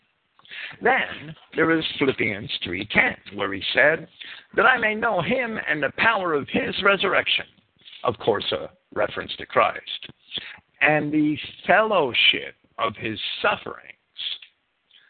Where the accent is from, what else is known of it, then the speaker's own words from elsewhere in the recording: New Jersey, United States; accent: New Jersey; my New Jersey accent